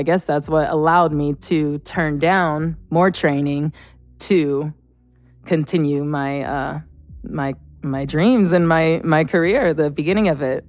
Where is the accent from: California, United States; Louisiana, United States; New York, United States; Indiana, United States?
California, United States; Chico; I'm from a small town in Northern California. Chico is my hometown. And so I grew up doing ballet, jazz, hip hop.